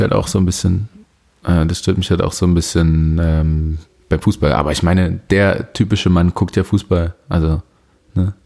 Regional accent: Leipzig, Saxony, Germany; also ich bin Leipziger und ich glaube, ich sechse relativ wenig. Ich bin hier geboren.

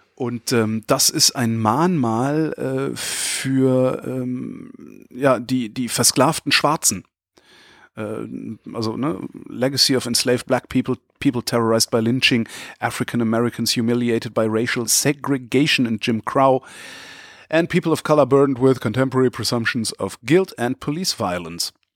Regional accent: Germany; ich stolz bin, ein Deutscher zu sein

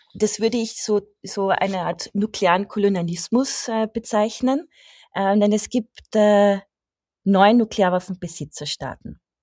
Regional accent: Austria; als Österreicherin

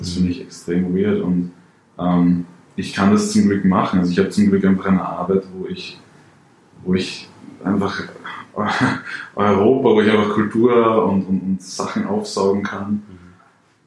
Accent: Salzburg, Austria; ich bin aus Salzburg direkt Grenze zu Deutschland

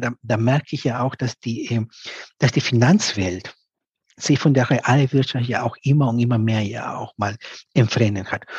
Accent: Piura, Peru; moved away; aus Peru, aus der Ecke, wo ich herkomme, aus Piura

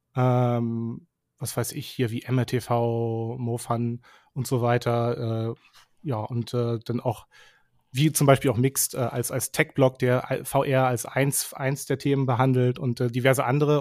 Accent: southern Lower Saxony, Germany; also born or lived in Bielefeld; ich bin mhm. aufgewachsen so in, in Südniedersachsen

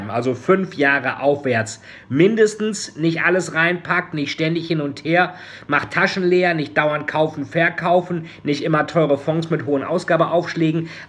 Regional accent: Bremen, Germany; wie sagten es die Bremer Kaufleute in meiner Heimatstadt Bremen

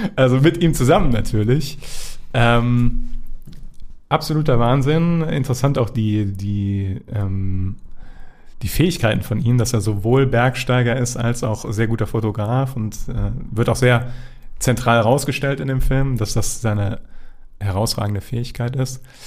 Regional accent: Germany; als Deutscher

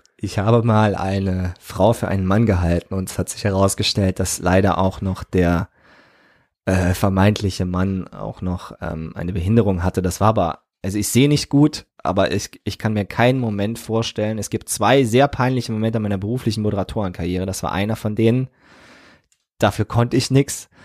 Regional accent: Trier, Rhineland-Palatinate, Germany; meinen Heimatort Trier-Olewig und die Weinberge

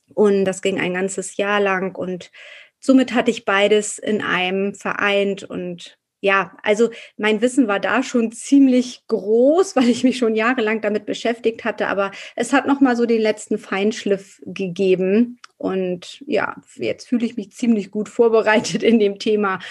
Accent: Hamburg, Germany; Ich komme aus Hamburg

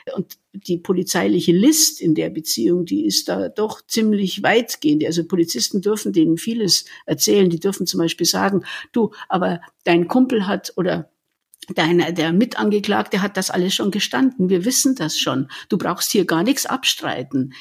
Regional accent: Munich, Bavaria, Germany; geborene Münchnerin

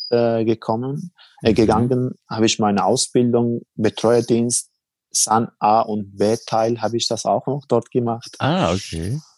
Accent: Helmand, Afghanistan; German is a second language; now in Germany; Also ich bin, also ich war im Helmund äh, bei meinem Heimatland im Krieg ehrenamtlich ja.

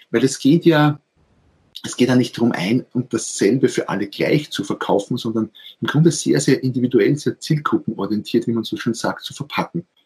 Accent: Austria; Ich bin Österreicher, wie man wahrscheinlich äh, hört. Also viele Grüße auf dem Weg an Schweizer Nachbarn.

